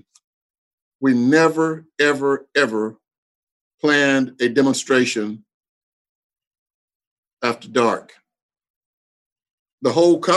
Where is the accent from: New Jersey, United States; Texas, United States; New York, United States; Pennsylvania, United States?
Texas, United States; I was born and raised in Texas